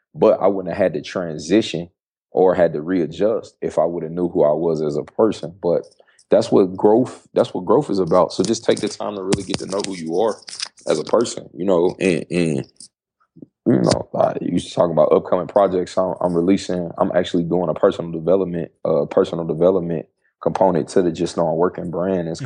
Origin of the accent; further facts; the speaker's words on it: Dayton, Ohio, United States; moved away; also born or lived in Syracuse, New York; I was born in Syracuse, New York, but Dayton, Ohio, West Dayton, Ohio is my home. Um, I grew up in the Midwest